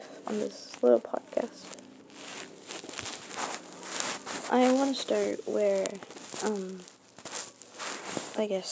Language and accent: English; Burlington, Vermont, United States; also born or lived in Essex, Vermont; I was born in Burlington, Vermont